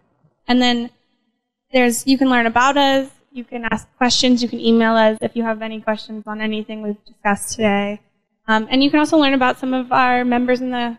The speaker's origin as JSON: {"language": "English", "region": "Oregon", "country": "United States", "tie": "born or raised there", "moved": "as an adult", "lives_now": "Reno, United States", "said": "I was born in Oregon, and I've been in Reno for 12 years now, so I consider myself a Nevada now."}